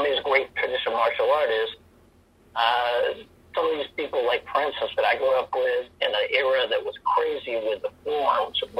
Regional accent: Northern Virginia, United States; now in San Diego, United States; I was from the East Coast, you know, DC area, Northern Virginia.

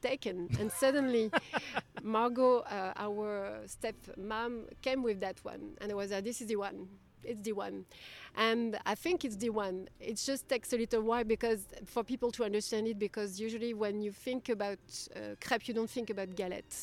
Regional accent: Brittany, France; English is a second language; moved away as an adult; also born or lived in Nantes, France; now in United States; you have Bretagne, Brittany. And this is where we come from

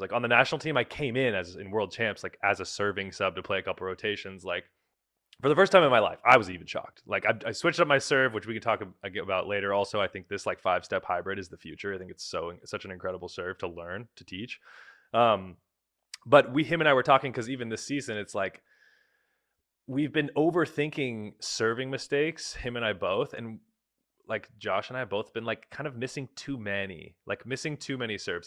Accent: Bay Area, California, United States; moved away as an adult; now in Poland; I grew up in the Bay Area

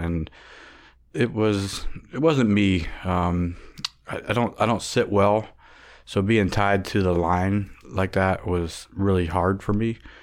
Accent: Warren, Ohio, United States; I was born in Warren, Ohio

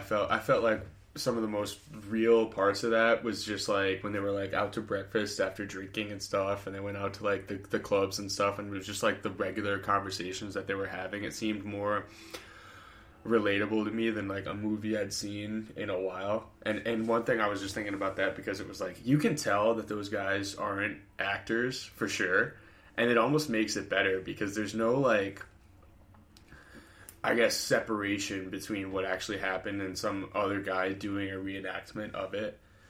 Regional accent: United States; Made me very proud to be an American.

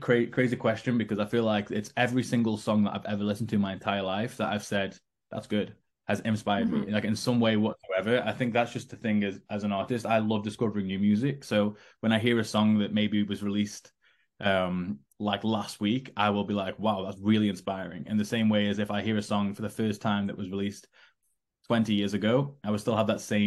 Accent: Stoke-on-Trent, West Midlands, United Kingdom; I was sitting in Stoke-on-Trent in my hometown

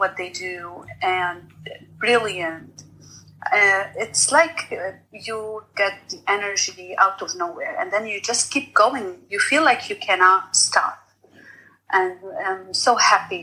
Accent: Lebanon; English is a second language; moved away as an adult; now in United States; I am originally from Lebanon, and I came to the U.S. For almost 20 years now

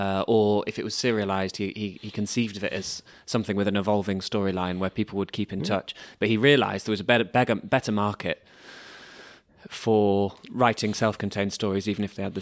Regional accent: England, United Kingdom; I'm English.

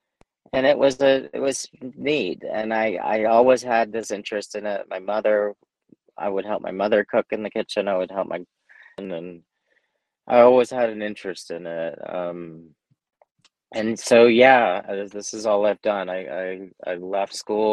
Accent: Texas, United States; moved away as an adult; now in New Mexico, United States; I was born in Texas, and so I went to East Texas State

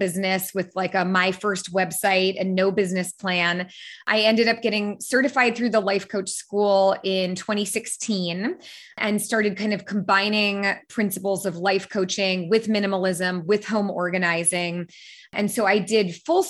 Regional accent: San Francisco, California, United States; I was born and raised in San Francisco. So I grew up in the Bay Area

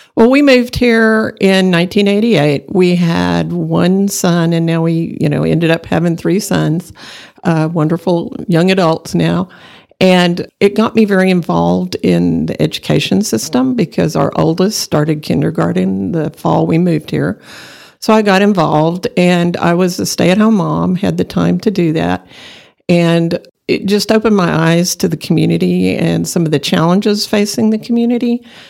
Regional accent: Borger, Texas, United States; now in Amarillo, United States; I grew up in Borger, Texas, about an hour away from here

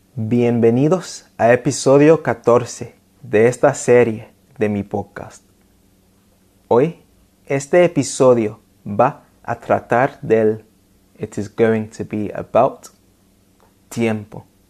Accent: London, United Kingdom; first language English; Spanish is a second language; mi ciudad natal, Londres

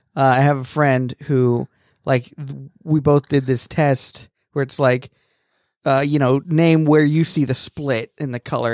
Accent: United Kingdom; moved away; I am British

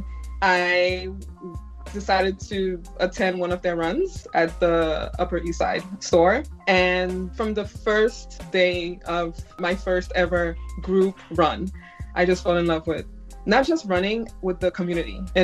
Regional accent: Nigeria; moved away; I'm from Nigeria.

